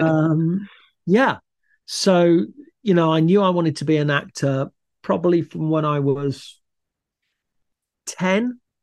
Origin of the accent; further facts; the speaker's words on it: Leicester, East Midlands, United Kingdom; moved away as an adult; also born or lived in London; I grew up in Leicester, had a lovely, happy, safe childhood